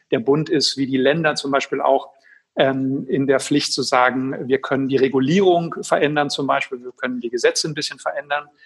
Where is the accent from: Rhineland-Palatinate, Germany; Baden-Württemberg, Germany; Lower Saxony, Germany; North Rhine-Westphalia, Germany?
North Rhine-Westphalia, Germany; Schwerte; in Essen und in Schwerte, meine Heimatstadt